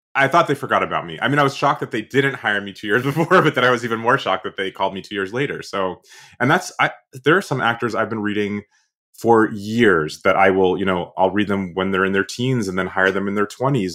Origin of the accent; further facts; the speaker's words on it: Boston, Massachusetts, United States; I'm from Boston